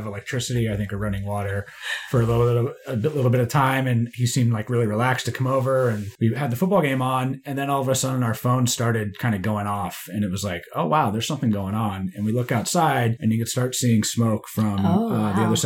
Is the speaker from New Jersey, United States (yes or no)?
no; Bay Area, California, United States; I grew up in the Bay Area